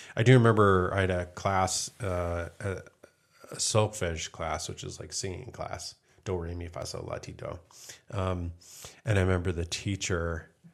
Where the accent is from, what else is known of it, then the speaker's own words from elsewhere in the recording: East Coast, United States; moved away; having been born and raised on the East Coast